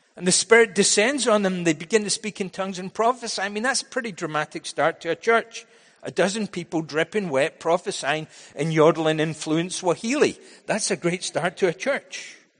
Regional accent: Scotland, United Kingdom; also born or lived in United States; now in Vancouver, Canada; When I was growing up in Scotland

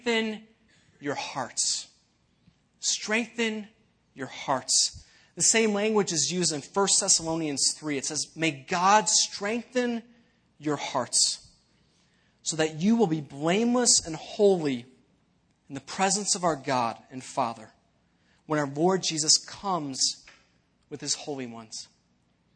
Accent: Elmhurst, Illinois, United States; I was actually born in Elmhurst, not too far from here

